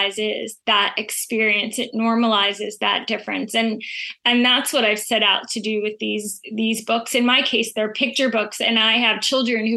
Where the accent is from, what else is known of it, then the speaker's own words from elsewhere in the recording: Israel; now in Connecticut, United States; I'm originally from Israel.